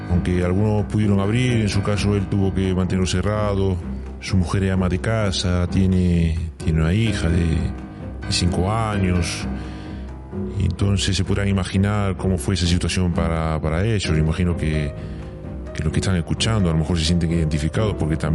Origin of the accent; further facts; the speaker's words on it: Spain; Por pues, principio, pues, como cualquier español, cerrar la casa, con la niña, con la mujer, tratando de estar entretenido todo el día.